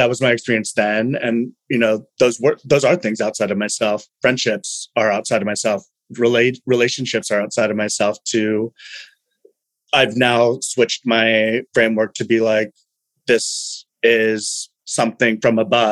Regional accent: Fresno, California, United States; I am from Fresno

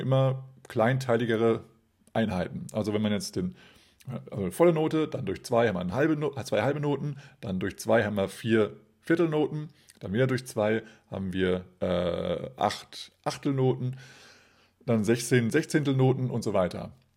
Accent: Kassel, Hesse, Germany; Kassel, meiner Geburtsstadt

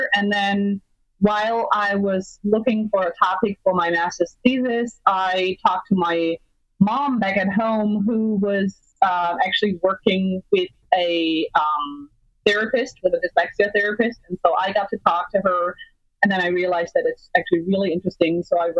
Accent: Germany; moved away as an adult; also born or lived in Michigan, United States; now in Arizona, United States; so I was born and raised in Germany

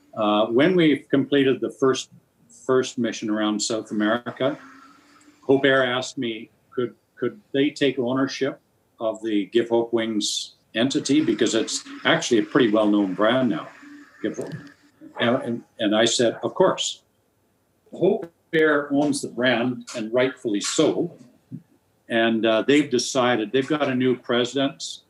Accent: Nelson, British Columbia, Canada; Nelson, BC, which happens to be my hometown

